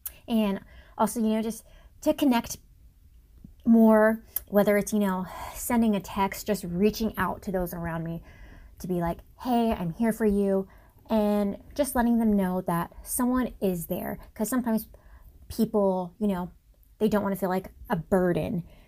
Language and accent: English; Guam; I'm originally from Guam, the U.S. territory in the Pacific, and I am NAU's social media manager.